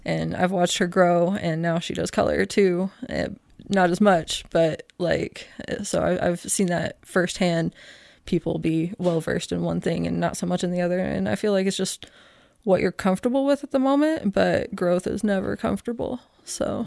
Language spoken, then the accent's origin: English; Oklahoma City, Oklahoma, United States; now in Casper, United States; I grew up in Oklahoma City